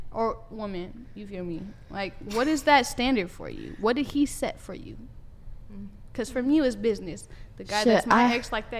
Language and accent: English; Riverside, California, United States; I'm from LA. I'm from Riverside. What you mean? I'm from Southern California.